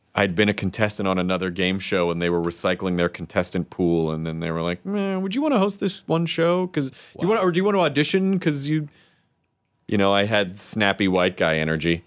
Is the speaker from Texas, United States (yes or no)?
no; Tennessee, United States; I'm from Tennessee